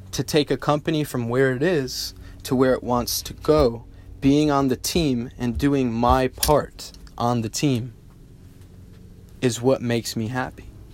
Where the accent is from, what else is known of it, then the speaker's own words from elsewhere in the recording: United States; I'm a American bred, real life entrepreneur.